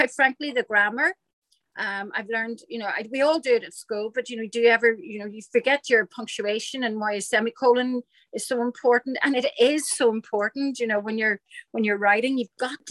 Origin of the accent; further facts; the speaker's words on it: Ireland; it's definitely an Irish thing